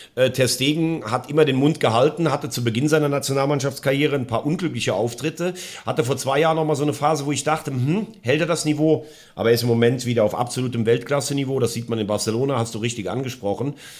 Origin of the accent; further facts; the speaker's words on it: Germany; bei uns in Deutschland